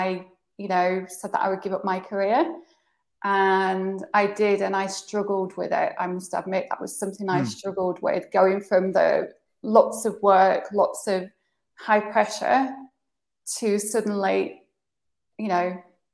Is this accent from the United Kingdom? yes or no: yes; United Kingdom; moved away as an adult; also born or lived in Southwest France; now in France; I'm British.